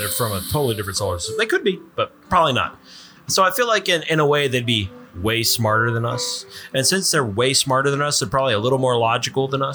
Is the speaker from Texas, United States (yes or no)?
yes; Texas, United States; We are citizens of the Great Republic of Texas first, and then American citizens second.